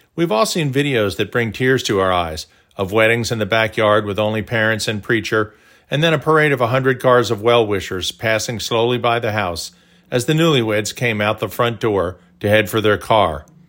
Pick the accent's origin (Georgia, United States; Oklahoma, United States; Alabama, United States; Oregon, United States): Oklahoma, United States; Tulsa; our brick walls growing up in Tulsa.